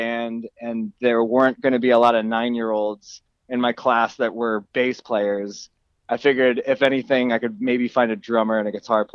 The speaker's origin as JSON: {"language": "English", "town": "Horsham", "region": "Pennsylvania", "country": "United States", "tie": "born or raised there", "said": "I am from a town in Pennsylvania called Horsham, and I still live not far from there."}